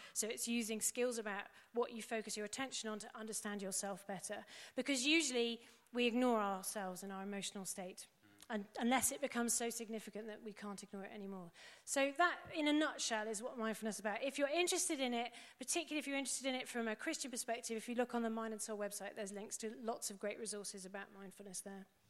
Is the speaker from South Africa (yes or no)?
no; England, United Kingdom; we're English